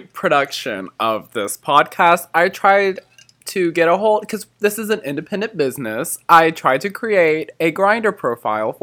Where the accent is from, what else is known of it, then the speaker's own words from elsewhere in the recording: Georgia, United States; I'm literally from Georgia, like literally bumfuck nowhere